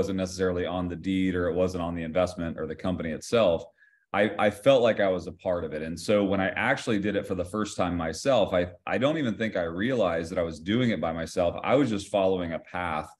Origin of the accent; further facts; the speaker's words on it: Ohio, United States; I grew up in the state of Ohio